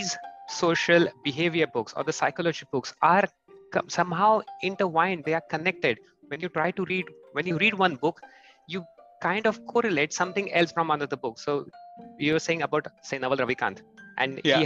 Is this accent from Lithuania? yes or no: no; India; moved away as an adult; now in Germany; I am from India, and since last 8 years, I've moved to Germany.